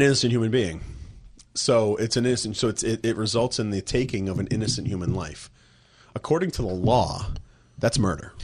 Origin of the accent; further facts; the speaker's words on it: Plymouth, Massachusetts, United States; moved away; my hometown of Plymouth, Massachusetts